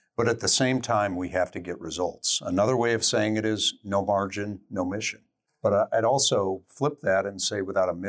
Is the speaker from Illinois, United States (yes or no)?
no; Denver, Colorado, United States; Denver, Colorado.